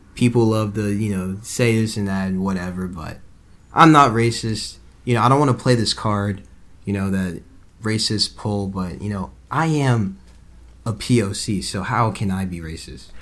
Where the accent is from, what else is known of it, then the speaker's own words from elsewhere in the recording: Atlanta, Georgia, United States; I'm from Atlanta. I grew up in Atlanta. I'm born in Atlanta